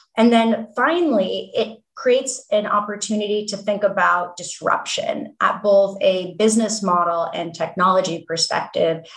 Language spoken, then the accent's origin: English; Palo Alto, California, United States; I grew up in Palo Alto and thinking about my childhood home, my mom worked in the semiconductor industry